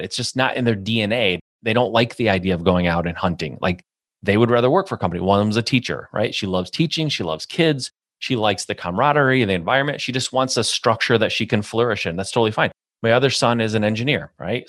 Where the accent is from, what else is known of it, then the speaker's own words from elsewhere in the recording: Michigan, United States; a Midwest boy, born and raised in Michigan